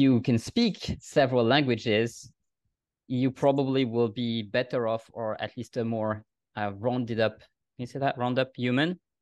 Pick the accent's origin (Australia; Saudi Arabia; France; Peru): France; accent: French; first language French; English is a second language; moved away as an adult; also born or lived in Germany; now in Vienna, Austria; i'm a french native and i know the french language very well